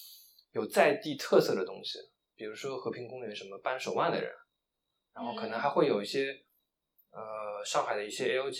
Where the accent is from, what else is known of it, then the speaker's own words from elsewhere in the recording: Shanghai, China; 我是上海人，